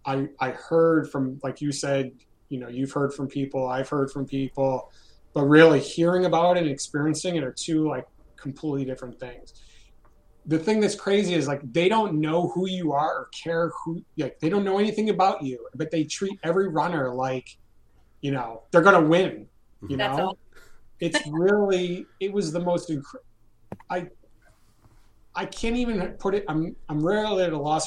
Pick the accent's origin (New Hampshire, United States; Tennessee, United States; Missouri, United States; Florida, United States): New Hampshire, United States; I grew up in New Hampshire.